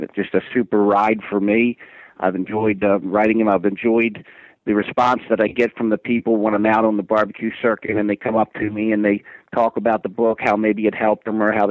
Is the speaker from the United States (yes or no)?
yes; Bel Air, Maryland, United States; Air, Maryland, which is actually my hometown